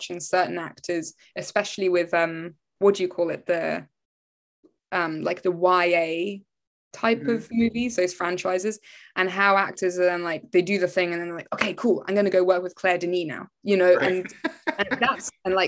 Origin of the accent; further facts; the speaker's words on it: England, United Kingdom; being English